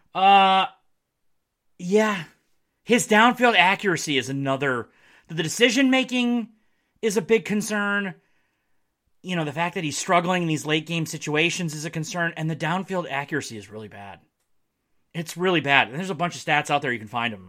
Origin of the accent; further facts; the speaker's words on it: Marquette, Michigan, United States; moved away; my hometown of Marquette